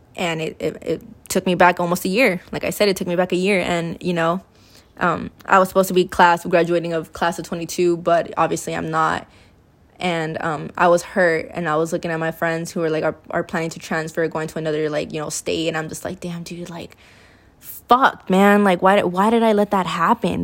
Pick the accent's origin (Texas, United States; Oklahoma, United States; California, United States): California, United States; I was born and raised here in California